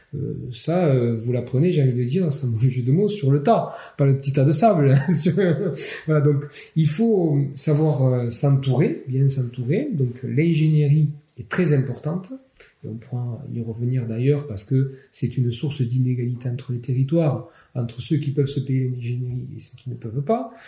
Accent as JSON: {"language": "French", "town": "Perpignan", "region": "Occitania", "country": "France", "tie": "born or raised there", "accent": "Catalan", "said": "je suis originaire, enfin je suis né à Perpignan"}